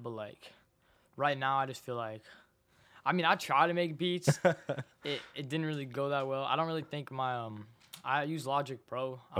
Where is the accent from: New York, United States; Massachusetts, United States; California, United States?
California, United States; San Francisco; also born or lived in Richmond, California; Yeah, I'm from San Francisco.